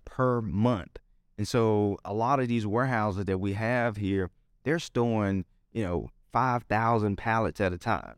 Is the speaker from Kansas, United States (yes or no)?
no; Memphis, Tennessee, United States; born or raised there